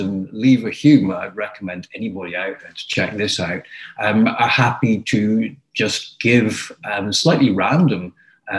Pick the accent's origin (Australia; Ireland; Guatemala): Ireland; moved away; where I grew up in Ireland